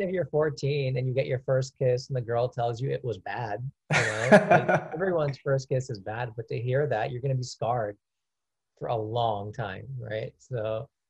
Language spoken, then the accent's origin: English; Orange County, California, United States; also born or lived in India; now in Los Angeles, United States; I grew up in Orange County